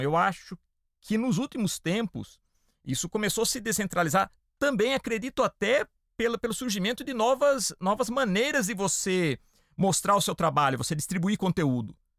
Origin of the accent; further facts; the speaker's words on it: Piracicaba, São Paulo, Brazil; Eu sou do interior de São Paulo, né? De uma cidade chamada Piracicaba